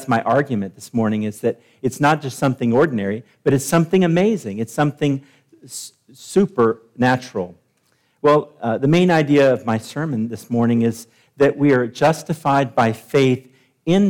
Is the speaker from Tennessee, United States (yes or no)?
yes; Nashville, Tennessee, United States; moved away; I'm from Nashville